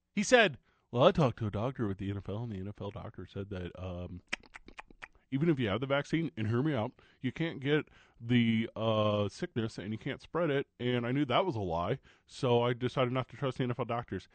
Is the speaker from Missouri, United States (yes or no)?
yes; St. Louis, Missouri, United States; now in Albuquerque, United States; Live from my hometown of Saint Louis, Missouri